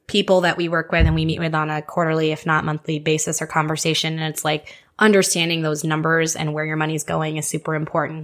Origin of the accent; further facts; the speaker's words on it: Houston, Texas, United States; moved away as an adult; also born or lived in Nebraska; I was born and raised in Houston, born and raised in Houston, eighteen years